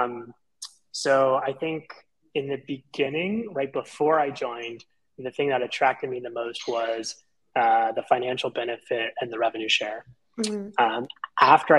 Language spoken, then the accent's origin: English; Central Florida, United States; I'm actually based in the Central Florida area, was born and raised here, lived here my entire life